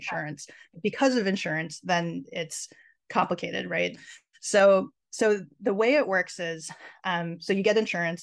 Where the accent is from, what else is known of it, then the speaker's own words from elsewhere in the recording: Minnesota, United States; growing up in Minnesota